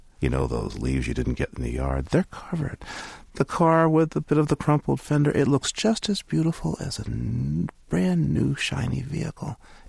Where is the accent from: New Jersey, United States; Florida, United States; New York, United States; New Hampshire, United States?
New Hampshire, United States; I'm from the East Coast, yes. New Hampshire.